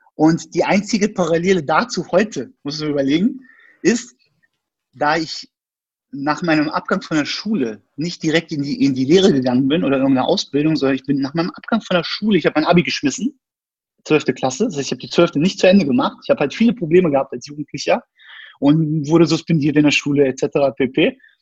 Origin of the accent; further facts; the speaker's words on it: Berlin, Germany; ich bin in Berlin geboren, bin eigentlich Berliner quasi, Ur Urgestein